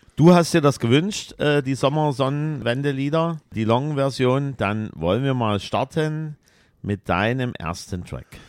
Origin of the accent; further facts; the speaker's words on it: East Germany, Germany; wir sind ja ein bisschen Ossi-Kinder